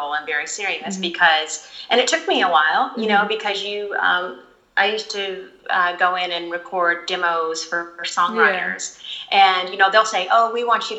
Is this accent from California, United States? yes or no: no; Oklahoma, United States; moved away as an adult; I was raised in Oklahoma for 22 years